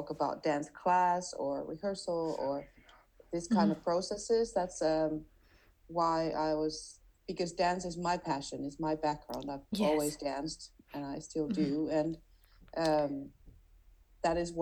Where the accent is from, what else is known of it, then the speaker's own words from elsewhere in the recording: Finland; now in Switzerland; I'm from Finland.